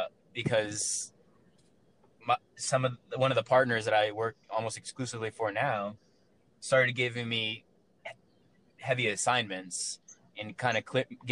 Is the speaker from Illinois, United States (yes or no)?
no; San Antonio, Texas, United States; I'm from San Antonio, Texas, Patrick.